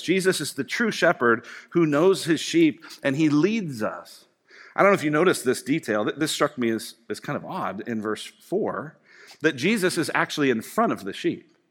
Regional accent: Colorado, United States; I grew up in Colorado

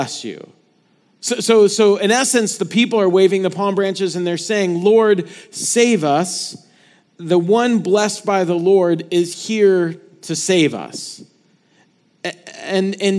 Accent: Tampa, Florida, United States; I grew up in Tampa, Florida area

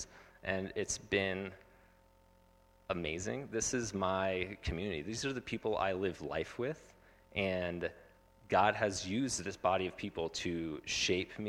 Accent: Phoenix, Arizona, United States; I grew up in Phoenix

